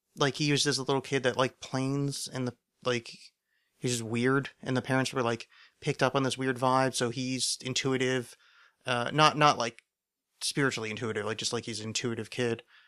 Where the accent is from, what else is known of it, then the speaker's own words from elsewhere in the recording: Philadelphia, Pennsylvania, United States; I'm from Philadelphia.